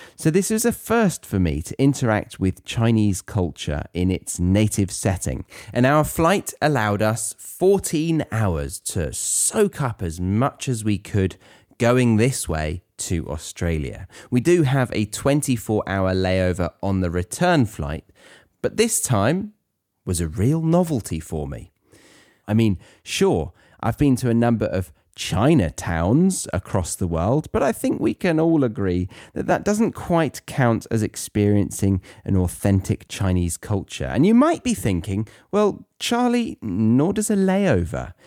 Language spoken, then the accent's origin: English; United Kingdom; as a Brit